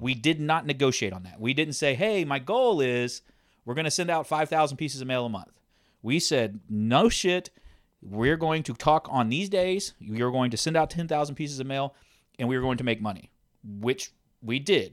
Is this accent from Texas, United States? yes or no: yes; Texas, United States; we're from Texas